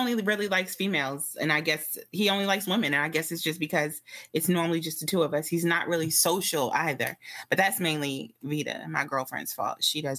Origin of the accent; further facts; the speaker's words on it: New Jersey, United States; now in Prince George's County, Maryland, United States; I'm from New Jersey. I currently live in the DMV, which is DC, Maryland, Virginia, Prince George's County.